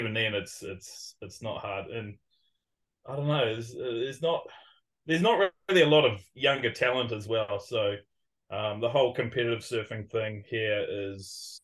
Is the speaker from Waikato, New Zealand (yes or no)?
yes; Raglan, Waikato, New Zealand; I'm from Raglan, which is a small town of population of about 5,000